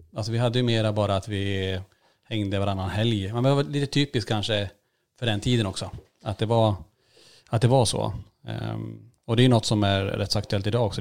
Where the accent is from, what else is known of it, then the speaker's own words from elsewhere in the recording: Kiruna, Norrbotten County, Sweden; moved away; Vi, vi föddes ju i Kiruna med sex års mellanrum